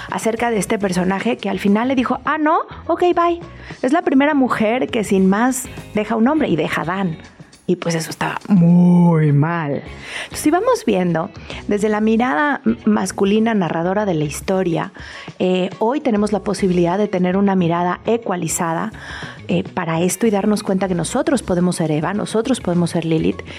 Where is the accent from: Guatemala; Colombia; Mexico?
Mexico; Entonces creo que los mexicanos estamos también en un buen momento de contarnos la historia centrada